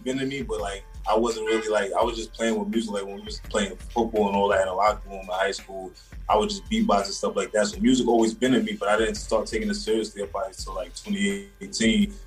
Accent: New York City, New York, United States; also born or lived in the Bronx; I was born in the Bronx, raised in Harlem

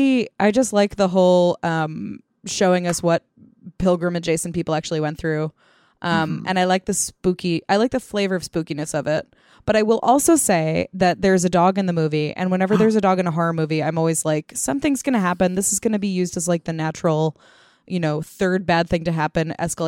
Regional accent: India; I grew up in India, in a historically significant city that has medieval architecture next to malls.

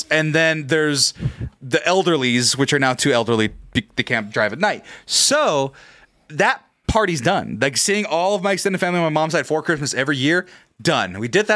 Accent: Fresno, California, United States; I'm fucking Fresno

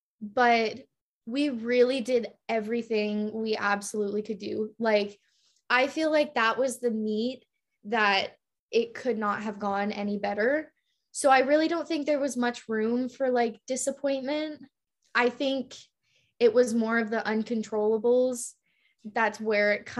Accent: Canada; moved away as an adult; I'm from Canada

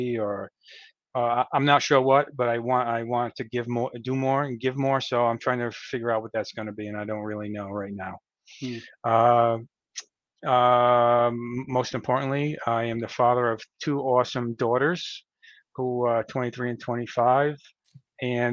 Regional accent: Rhode Island, United States; also born or lived in Connecticut / Massachusetts; I was born and raised in Rhode Island. I've lived here pretty much my whole life

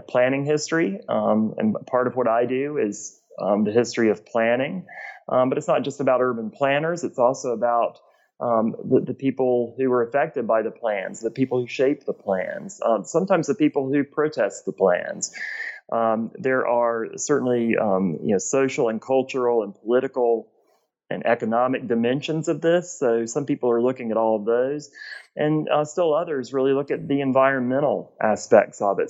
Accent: Gainesville, Georgia, United States; moved away as an adult; also born or lived in South Carolina; now in Cleveland, United States; I'm originally from Gainesville, Georgia, um, which is in northeast Georgia between Atlanta and the um, Appalachian Mountains

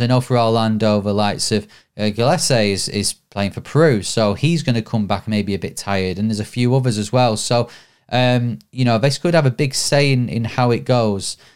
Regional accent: Bury, North West England, United Kingdom; my hometown, Bury

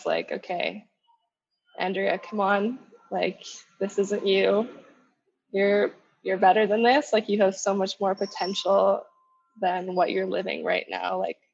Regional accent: Winnipeg, Manitoba, Canada; moved away as an adult; now in Colombia; I was actually born and raised in Winnipeg. Manitoba.

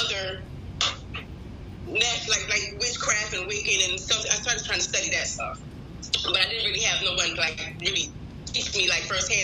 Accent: Philadelphia, Pennsylvania, United States; moved away; also born or lived in the South (US); I'm from Philadelphia.

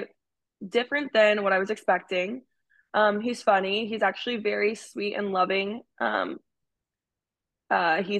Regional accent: Alaska, United States; I'm from Alaska.

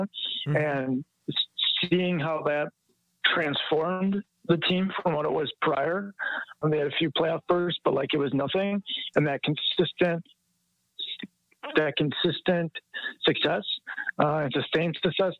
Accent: Wisconsin, United States; growing up in Wisconsin. You know, it's Green Bay Packers country, and so it's like a religion up here

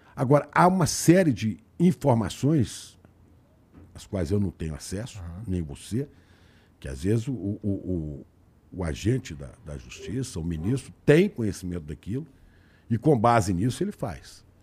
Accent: Belo Horizonte, Minas Gerais, Brazil; moved away as an adult; also born or lived in Santa Maria, Rio Grande do Sul; now in São Paulo, Brazil; eu passei três meses no Rio Grande do Sul e trinta e oito em Belo Horizonte, trinta e oito anos em Belo Horizonte

